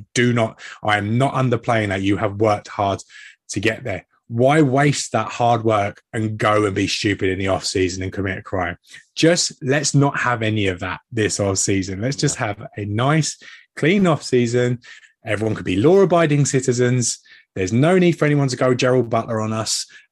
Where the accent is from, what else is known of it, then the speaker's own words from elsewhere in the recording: England, United Kingdom; being an Englishman